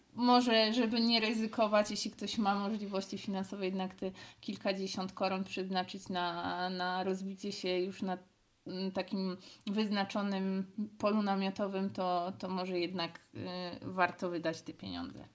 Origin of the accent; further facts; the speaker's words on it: Cieszyn, Silesian Voivodeship, Poland; jesteśmy z Cieszyna